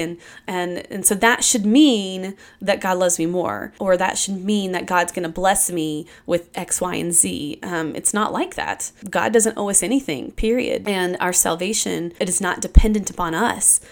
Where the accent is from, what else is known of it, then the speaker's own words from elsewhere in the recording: Kentucky, United States; I grew up in Kentucky.